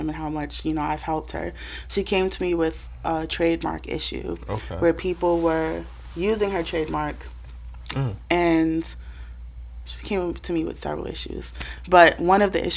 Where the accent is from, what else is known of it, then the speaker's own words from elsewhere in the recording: Boston, Massachusetts, United States; I'm from Boston. I grew up in Mission